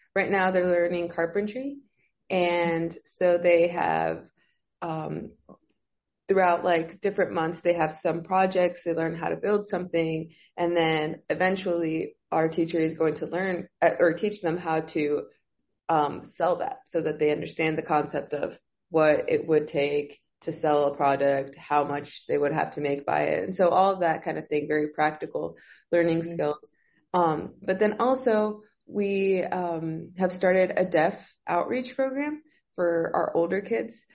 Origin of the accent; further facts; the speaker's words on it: Monterrey, Nuevo León, Mexico; moved away as an adult; now in Reynosa, Mexico; I'm from Monterrey, so I live two hours away, like two hours south from Reynosa